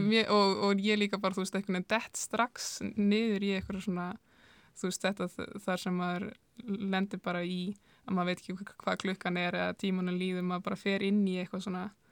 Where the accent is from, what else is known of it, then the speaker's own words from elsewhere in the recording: Húsavík, Northeastern Region, Iceland; moved away; er frá Húsæk og það hefur nú verið einna ríkasta harmonöku hefðin á landinu í þingjasíslum